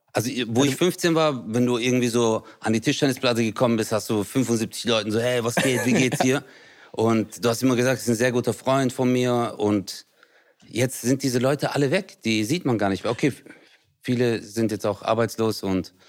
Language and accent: German; Stuttgart, Baden-Württemberg, Germany; In Hausen, da wo ich herkomme